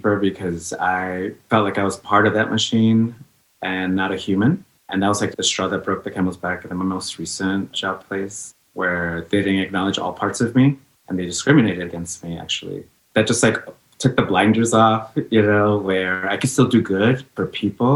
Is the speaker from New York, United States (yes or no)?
yes; New York City, New York, United States; also born or lived in Los Angeles, California; now in San Francisco, United States; I was born in LA, and then she brought myself and her to Queens, New York, which is where I say I'm from. I'm from Jamaica.